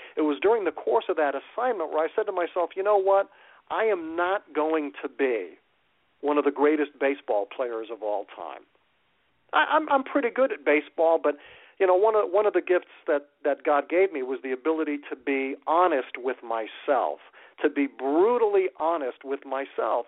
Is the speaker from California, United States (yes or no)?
no; Waterbury, Connecticut, United States; moved away as an adult; now in Phoenix, United States; my hometown radio station up in Waterbury